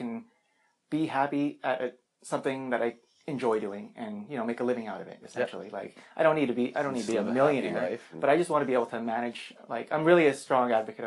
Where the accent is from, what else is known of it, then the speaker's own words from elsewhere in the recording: Regina, Saskatchewan, Canada; also born or lived in Philippines; I'm from Regina originally